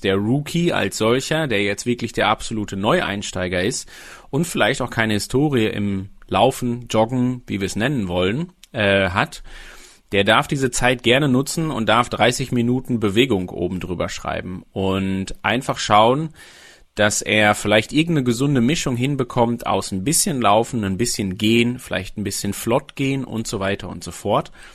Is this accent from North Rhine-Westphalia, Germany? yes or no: yes; Sauerland, North Rhine-Westphalia, Germany; Ich komme gebürtig aus dem Sauerland